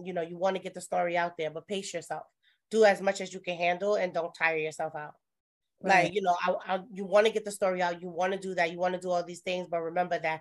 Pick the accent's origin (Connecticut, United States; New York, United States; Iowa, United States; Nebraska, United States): New York, United States; New York City; I'm from Brooklyn